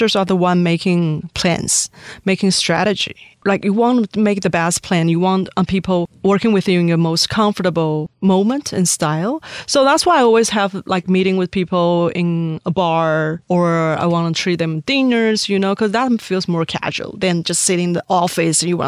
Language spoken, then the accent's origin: English; Taiwan; moved away as an adult; also born or lived in Syria / Jordan / Miami / New York; I grew up in Taiwan until I graduated from my college